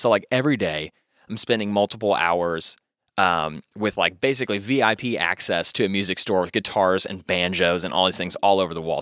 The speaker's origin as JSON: {"language": "English", "town": "Louisville", "region": "Kentucky", "country": "United States", "tie": "born or raised there", "said": "I grew up around Iroquois Park. Iroquois Park was kind of my stomping grounds area"}